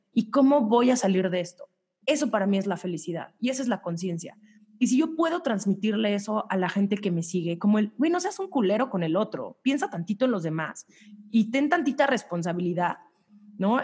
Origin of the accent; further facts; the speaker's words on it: Mexico; also born or lived in New York; las mexicanas traemos culpas